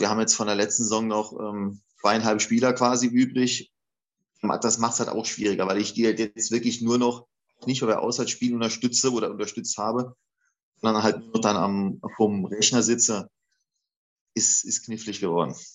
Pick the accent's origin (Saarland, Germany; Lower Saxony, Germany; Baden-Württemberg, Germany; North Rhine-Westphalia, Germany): Saarland, Germany; a village 10-15 km from Saarlouis; also born or lived in Eifel; now in Saarlouis, Germany; ich bin ja gebürtig, komme ich aus dem Dorf, das ist vielleicht 10, 15 Kilometer von Saloy